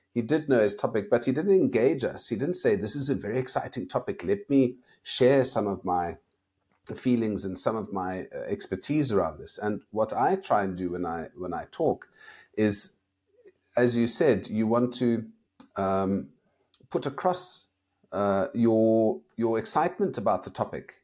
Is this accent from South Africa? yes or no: yes; South Africa; I'm from South Africa